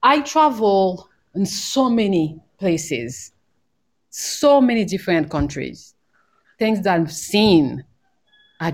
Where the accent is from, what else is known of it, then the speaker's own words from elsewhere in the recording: Haiti; now in Bali, Indonesia; I am from Haiti